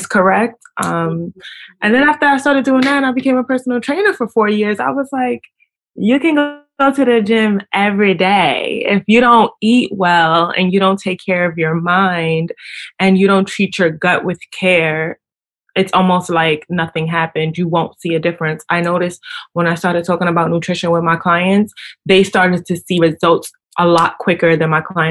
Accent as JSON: {"language": "English", "town": "New York City", "region": "New York", "country": "United States", "said": "I am from Brooklyn. Is where I'm from"}